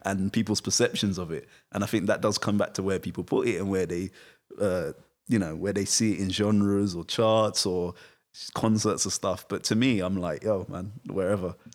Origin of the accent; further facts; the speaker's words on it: United Kingdom; I am British, but also I'm not